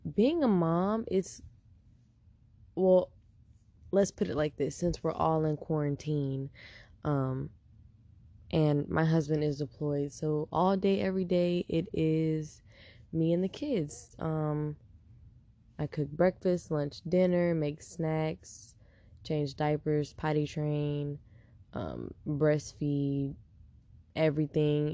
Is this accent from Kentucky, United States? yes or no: no; Houston, Texas, United States; now in San Diego, United States; I'm from Houston, Texas, H Town